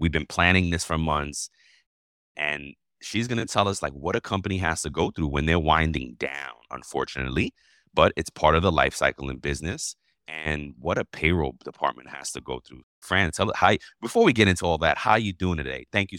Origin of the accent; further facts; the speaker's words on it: New York, United States; I'm from New York, come on.